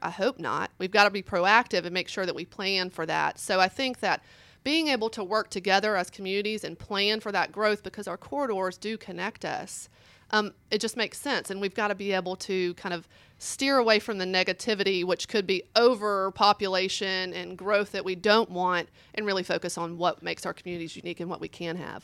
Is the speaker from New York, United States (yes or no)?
no; Oconee County, Georgia, United States; moved away as an adult; also born or lived in Johns Creek, Georgia; So originally I am from Oconee, um, but left in 2000 and told my parents I will not be back.